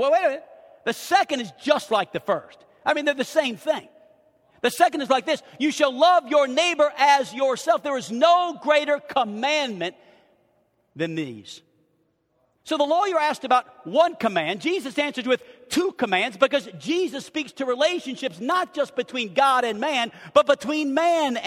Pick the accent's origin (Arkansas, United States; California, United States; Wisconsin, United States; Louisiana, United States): Arkansas, United States; We're from Arkansas